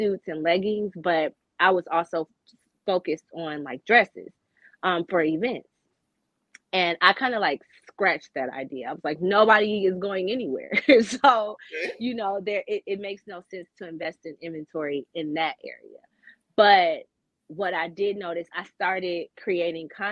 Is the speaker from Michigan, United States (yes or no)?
yes; Michigan, United States; I'm from Michigan